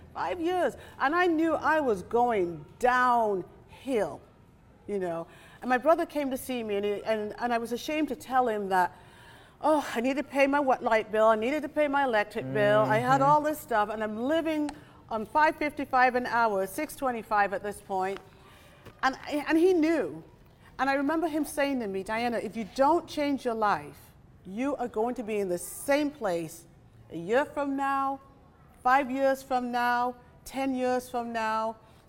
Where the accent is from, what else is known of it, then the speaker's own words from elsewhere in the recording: Nigeria; And so when I was in Nigeria during my teenage years, going to school